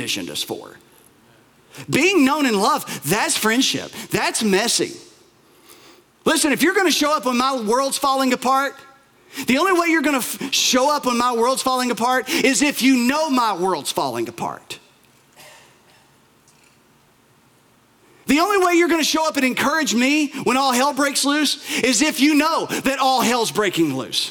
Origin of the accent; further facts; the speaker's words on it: Bell County, Appalachia, Kentucky, United States; here in Appalachia, and I love Appalachia, I'm from here, I'm from Bell County, and that's about as Appalachia as it comes